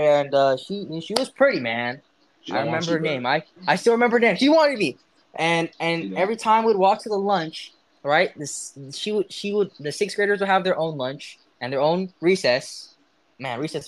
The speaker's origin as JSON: {"language": "English", "town": "Tucson", "region": "Arizona", "country": "United States", "tie": "born or raised there", "also_born_or_lived": "University of Utah, Utah", "moved": "as an adult", "lives_now": "Utah, United States", "said": "I was born in Tucson, Arizona, to a father and a mother"}